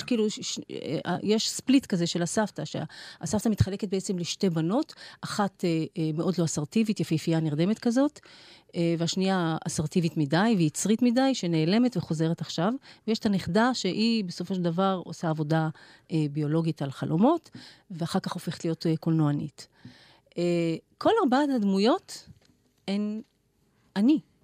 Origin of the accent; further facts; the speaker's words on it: Israel; אני נולדתי בארץ